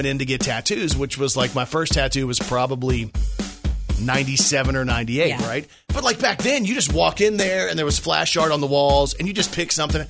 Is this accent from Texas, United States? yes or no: yes; Texas, United States; also born or lived in Okinawa, Japan (mother's origin); now in Arkansas, United States; I'm from Texas too.